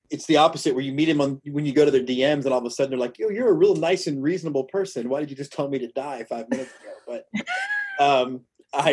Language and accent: English; Houston, Texas, United States; now in Austin, United States; I'm in Austin now, but born and raised in Houston